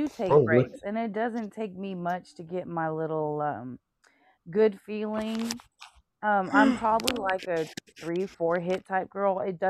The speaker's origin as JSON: {"language": "English", "region": "Texas", "country": "United States", "said": "I'm from Texas"}